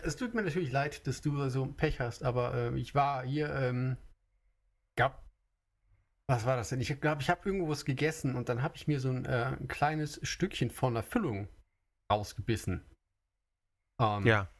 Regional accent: Germany; now in Japan; ich komme aus Deutschland

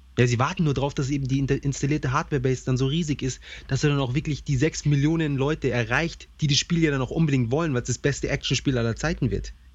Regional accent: Germany; bei uns in Deutschland

